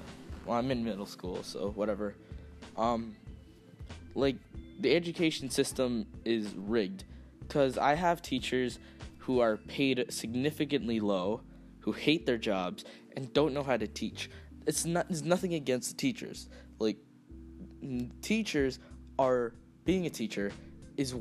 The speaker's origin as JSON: {"language": "English", "country": "United States", "tie": "born or raised there", "said": "I am Latino. I was born here in America"}